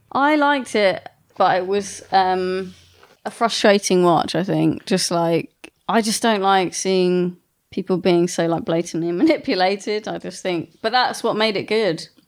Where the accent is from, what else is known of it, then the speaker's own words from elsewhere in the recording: England, United Kingdom; I grew up in a village which is even smaller than